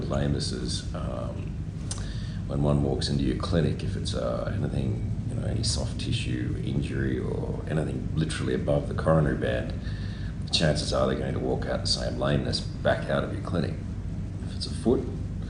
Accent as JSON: {"language": "English", "town": "Quirindi", "region": "New South Wales", "country": "Australia", "tie": "born or raised there", "also_born_or_lived": "Queensland / Dubai", "moved": "yes", "lives_now": "Brisbane, Australia", "said": "I was actually born and bred in Quirindi in the Hunter Valley here"}